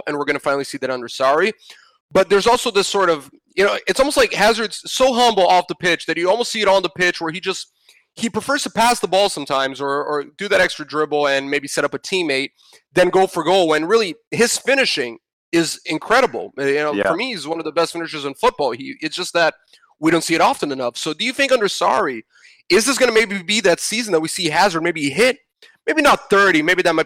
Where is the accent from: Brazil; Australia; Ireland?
Brazil; my home country